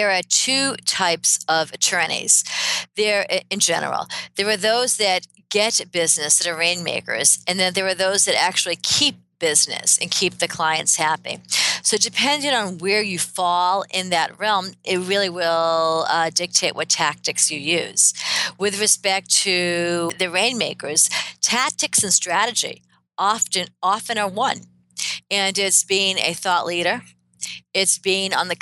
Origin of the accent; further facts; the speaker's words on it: Boston, Massachusetts, United States; I am a Bostonian, born and bred and educated